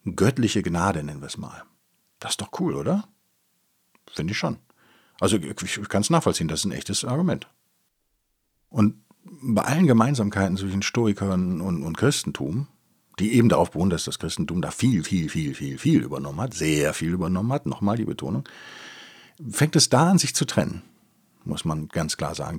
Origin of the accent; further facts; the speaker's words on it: Rhineland, Germany; ich bin natürlich als Rheinländer, als Gebürtiger bin ich natürlich getauft